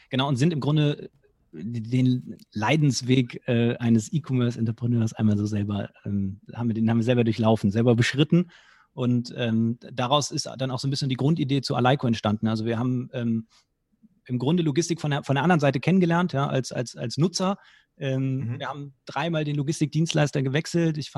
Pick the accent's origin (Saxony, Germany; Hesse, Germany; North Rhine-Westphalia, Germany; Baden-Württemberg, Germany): North Rhine-Westphalia, Germany; Cologne; born there; Ähm, ich selber bin gebürtiger Kölner.